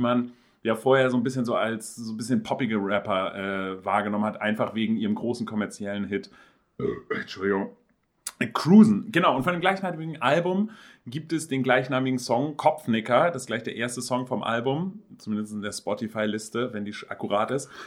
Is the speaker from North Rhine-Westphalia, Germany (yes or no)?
no; Hamburg, Germany; als Hamburger